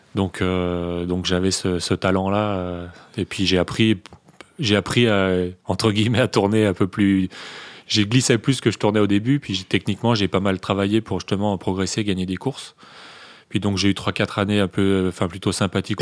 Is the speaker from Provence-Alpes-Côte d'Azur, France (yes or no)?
no; Morillon, Auvergne-Rhône-Alpes, France; also born or lived in Bonneville; quelques minutes de Morillon, mon village natal